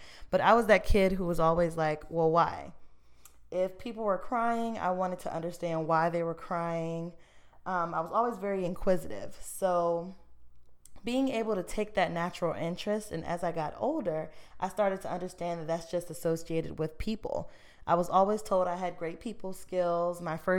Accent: Emporia, Virginia, United States; also born or lived in Florida; now in Richmond, United States; So I was born in Florida, actually, but I spent most of my time here in Virginia. Most of my family is here. And so after I grew up in Emporia, Virginia.

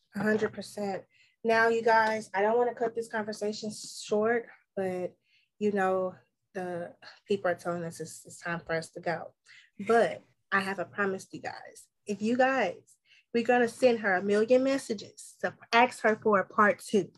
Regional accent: Texas, United States; I'm from Texas. I'm from the South South

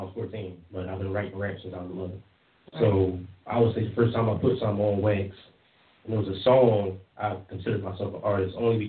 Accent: Philadelphia, Pennsylvania, United States; I'm from Philly, from Uptown.

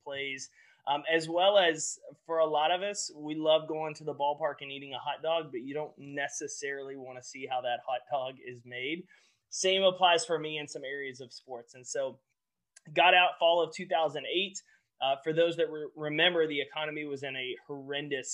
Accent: about 2 hours east of Dallas, Texas, United States; I grew up in Texas. I grew up about 2 hours east of Dallas

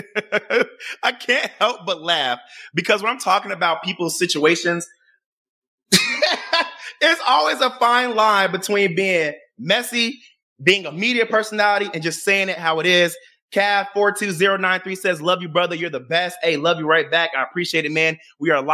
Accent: Chicago, Illinois, United States; also born or lived in Florida / Maryland; I'm a guy that was born and raised in Chicago, Illinois

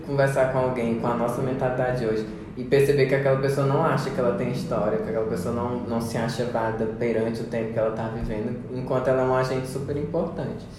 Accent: Paraíba, Brazil; now in Goiás, Brazil; eu não sou daqui de Goiás, mas ah, sou lá do Nordeste, da Paraíba.

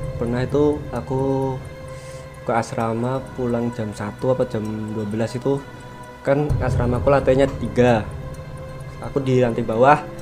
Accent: Pemalang, Central Java, Indonesia; Pemalang, Jawa Tengah

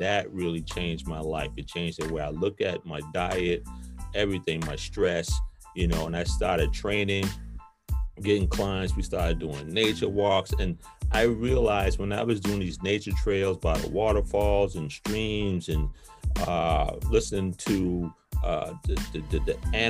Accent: South Carolina, United States; also born or lived in New York; now in Atlanta, United States; I moved to New York from South Carolina in the 80s, and then in 06, I moved to Atlanta.

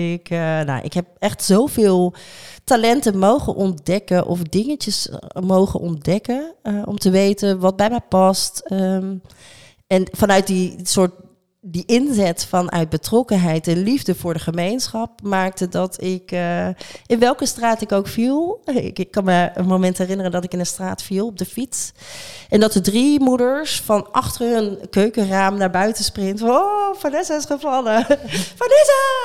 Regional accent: Rotterdam, South Holland, Netherlands; wij zelf als Rotterdammers

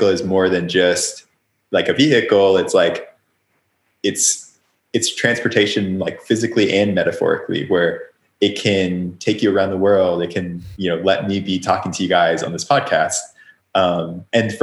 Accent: Oklahoma, United States; moved away; also born or lived in California; when I was growing up in Oklahoma

